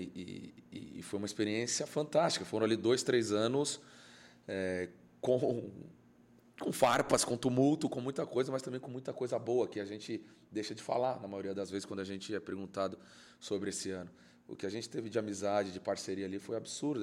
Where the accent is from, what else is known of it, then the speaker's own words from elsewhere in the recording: São Paulo, Brazil; onde eu nasci, onde eu fui criado, que era Guaianás, uma periferia ali, Juscelino, na Coab